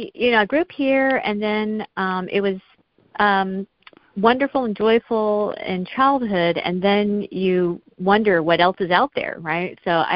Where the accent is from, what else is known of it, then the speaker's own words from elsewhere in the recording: Smyrna, Georgia, United States; moved away; I was born and raised in Smyrna, Georgia, so I have fond memories, very joyful memories of long summer days as a child, you know, just playing in the backyard for hours on end